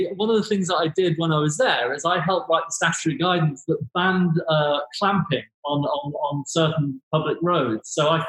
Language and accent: English; Grimsby, Yorkshire and the Humber, United Kingdom; My family's from Grimsby, but if I'm speaking to most people, my family are from Lincolnshire. So it sounds posh.